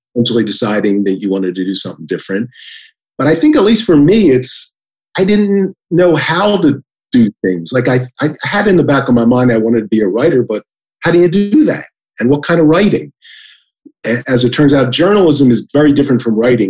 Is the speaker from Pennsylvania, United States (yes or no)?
yes; Philadelphia, Pennsylvania, United States; moved away as an adult; also born or lived in Washington, D.C.; now in Columbus, United States; I'm from Philadelphia. We pronounce it veteran